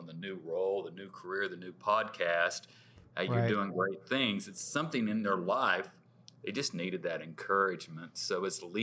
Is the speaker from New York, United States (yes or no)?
no; Skiatook, Oklahoma, United States; I grew up in Skytook